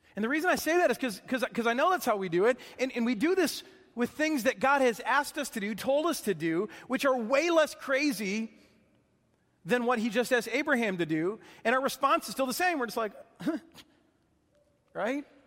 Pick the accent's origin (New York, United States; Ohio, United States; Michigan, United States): Michigan, United States; growing up in Michigan, there were lots of lakes